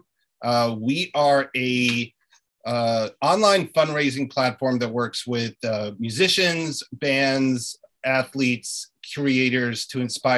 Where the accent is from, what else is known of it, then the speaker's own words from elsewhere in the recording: New York City, New York, United States; also born or lived in Ukraine; I grew up in New York City, had a pretty regular childhood as an immigrant family. I'm multilingual